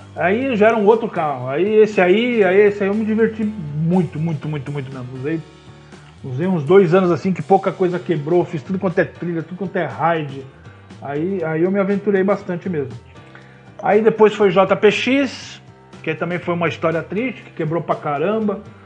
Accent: Osasco, São Paulo, Brazil; Eu sou de Osasco

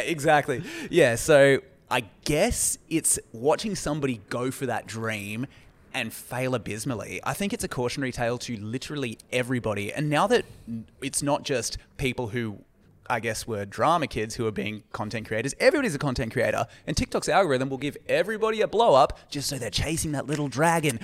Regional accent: Australia; my cultural experience as an Australian

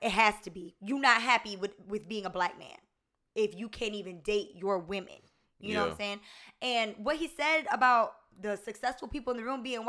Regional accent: Augusta, Georgia, United States; You know, me, I grew up in Augusta, Georgia. And before I lived in Augusta, Georgia, I was a military brat.

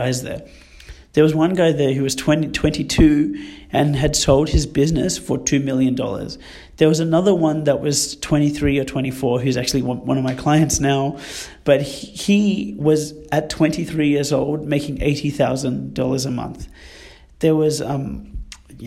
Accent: Sydney, New South Wales, Australia; growing up in Western Sydney

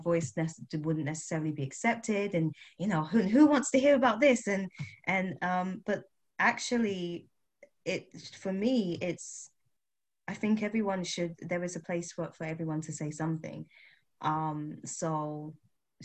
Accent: United Kingdom; I am Black British, West Indian.

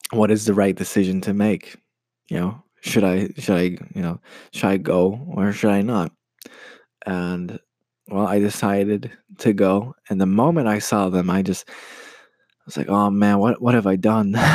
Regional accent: United States; moved away as an adult; now in Poland; I'm Polish American. I grew up in the States and uh, I moved to Poland about five years ago to study

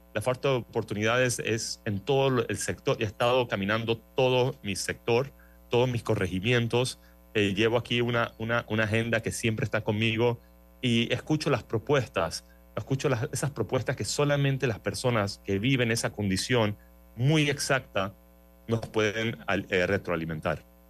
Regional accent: Panama; soy panameño, casado

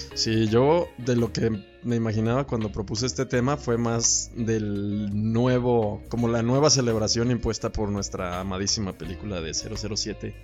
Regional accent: Mexico

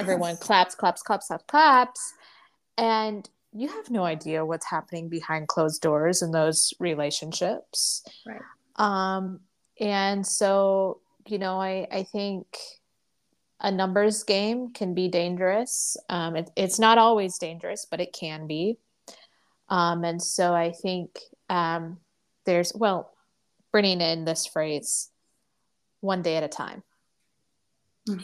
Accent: the Bible Belt, United States; I grew up in the Bible Belt in public schools

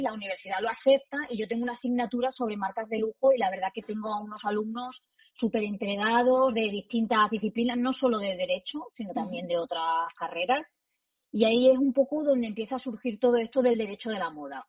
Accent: Almendralejo, Extremadura, Spain; moved away as an adult; also born or lived in Madrid; Yo nací en Extremadura, eh, soy de un pueblo que se llama Almendralejo, que está en la Tierra de Barros, muy cerquita de Mérida

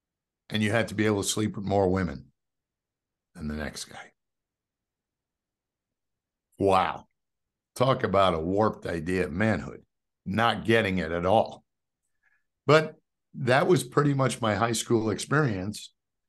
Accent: New York City, New York, United States; even though I live in the South now, a New York City kid, right? I grew up in Queens, in New York City.

